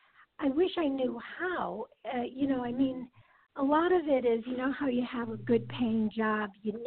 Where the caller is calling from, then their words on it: California, United States; Hi, this is … calling from California.